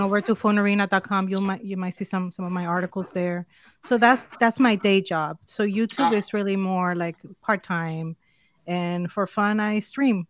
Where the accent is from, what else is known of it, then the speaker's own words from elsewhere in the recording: Dominican Republic; English is a second language; also born or lived in New York, United States / Miami, United States; now in Central Florida, United States; I am originally from Dominican Republic, so from the Caribbean